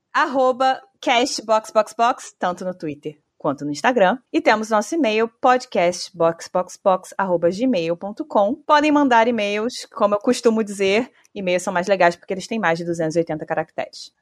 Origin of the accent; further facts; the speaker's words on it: Brazil; como brasileira